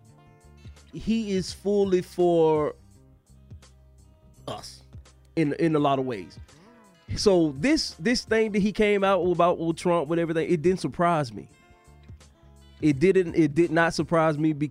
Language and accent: English; Athens, Georgia, United States; I grew up in Athens.